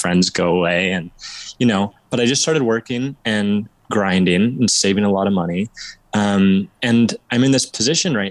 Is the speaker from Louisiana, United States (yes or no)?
no; Southern Oregon, United States; moved away as an adult; So I was born and raised in Southern Oregon, in this town, and I'm just moved back after about 4 years